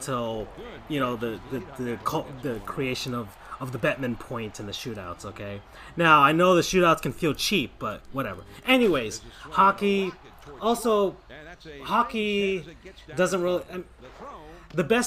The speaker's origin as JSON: {"language": "English", "town": "West Palm Beach", "region": "Florida", "country": "United States", "said": "I'm from West Palm Beach. I'm from Palm Beach County"}